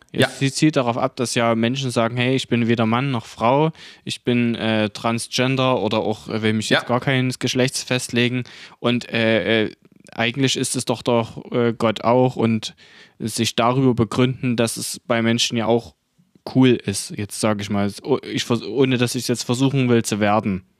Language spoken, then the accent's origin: German; Saxony, Germany; Denn wir sind aus Sachsen, wir sind aus dem Osten